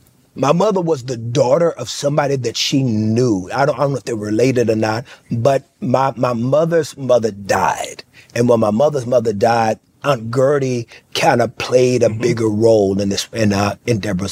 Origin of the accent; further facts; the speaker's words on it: Fort Worth, Texas, United States; You know, there was a liquor store around the corner. You know, there were prostitutes at this pool shack right across the street that we went to go play pool in.